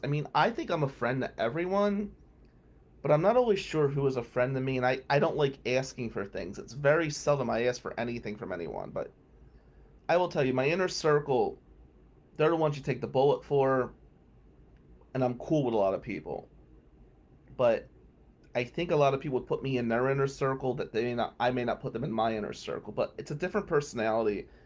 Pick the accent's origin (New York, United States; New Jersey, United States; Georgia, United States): New Jersey, United States; accent: Jersey; now in Michigan, United States; my Jersey accent